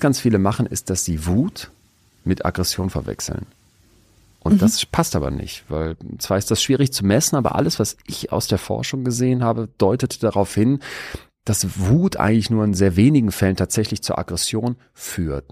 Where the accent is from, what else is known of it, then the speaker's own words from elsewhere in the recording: Rhineland, Germany; wir sind ja aus dem Rheinland